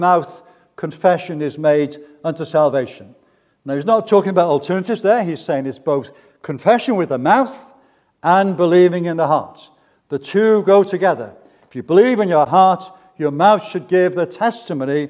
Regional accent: Barry, Wales, United Kingdom; I was brought up in Barry, that famous town just down the road.

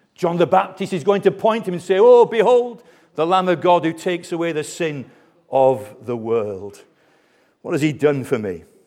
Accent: Colne, North West England, United Kingdom; I was born in Colne, Lancashire, near the famous footballing town of, of Burnley.

